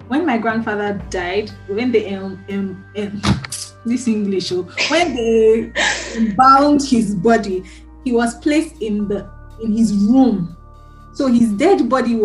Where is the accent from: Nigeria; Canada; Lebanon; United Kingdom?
Nigeria; moved away; I'm from Nigeria.